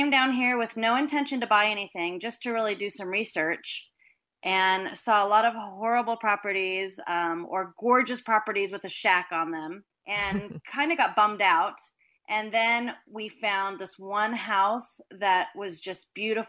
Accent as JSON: {"language": "English", "town": "Los Angeles", "region": "California", "country": "United States", "moved": "as an adult", "lives_now": "Costa Rica", "said": "I was from Los Angeles, California, so I had a very stressful life"}